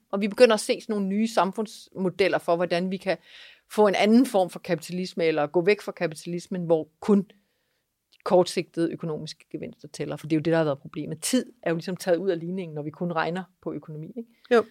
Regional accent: East Jutland, Central Denmark Region, Denmark; Jeg er vokset op på Husmandsted i Østjylland

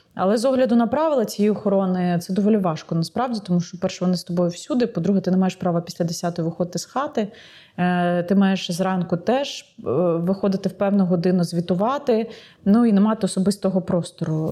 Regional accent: Ukraine; я з України

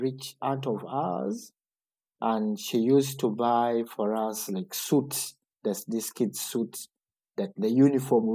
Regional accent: Uganda; now in Kassel, Germany; growing up in Uganda

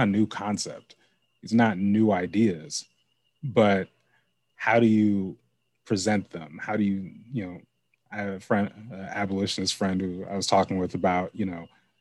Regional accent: Lake Oswego, Oregon, United States; I grew up in Lake Oswego.

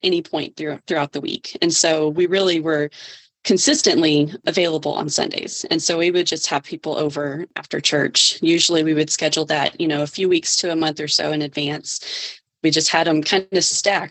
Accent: Georgia, United States; moved away as an adult; now in Texas, United States; I grew up in Georgia and migrated to Texas when he and I got married

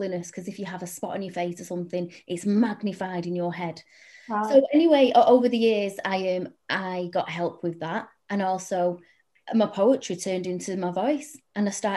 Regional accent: Salford, North West England, United Kingdom; I'm a Salford girl. Anyone listening can probably tell with my accent, which I refuse to, by the way, change.

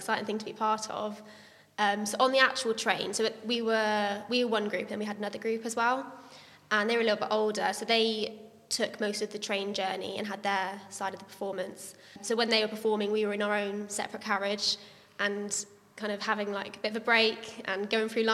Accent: Gloucester, South West England, United Kingdom; I'm from Gloucester

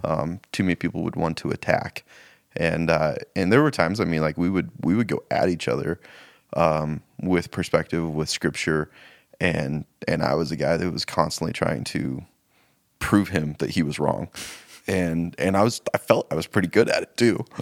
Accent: Spokane, Washington, United States; now in Missoula, United States; I grew up in Spokane, but moved to Missoula in, uh, two thousand

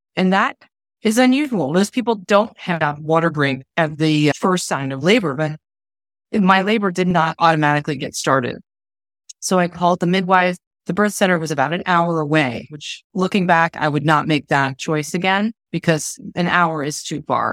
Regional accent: Ohio, United States; moved away as an adult; now in Phoenix, United States; I'm from Ohio originally, although the last couple of years have been moving back and forth all around the country. Right now, I live in Phoenix, Arizona.

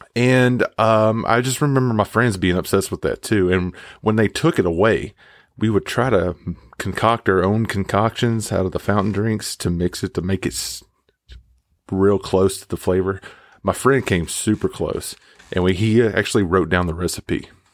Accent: Mississippi, United States; I grew up in Mississippi

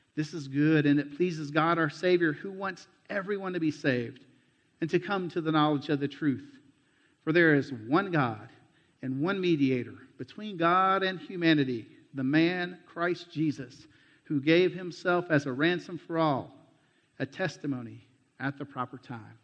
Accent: United States; moved away; also born or lived in Mexico; my home country

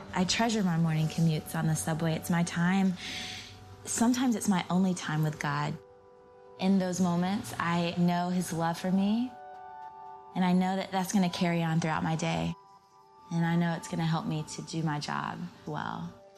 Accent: Georgia, United States; born or raised there

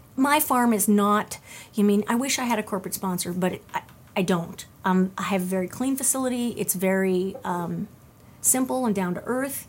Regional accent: California, United States; moved away; originally I'm from California

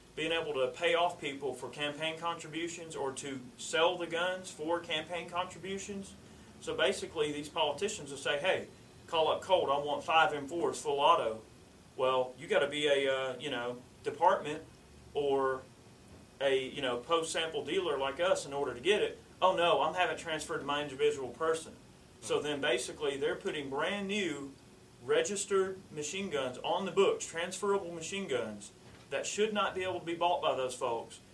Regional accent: United States; being American and our heritage and where we come from

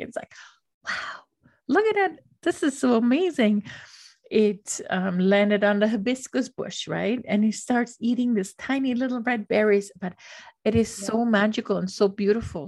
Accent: Austria; moved away; I grew up in Austria

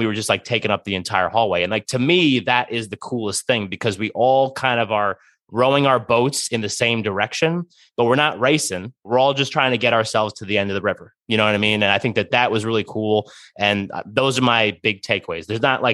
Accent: New Jersey, United States; I was born and raised in Jersey

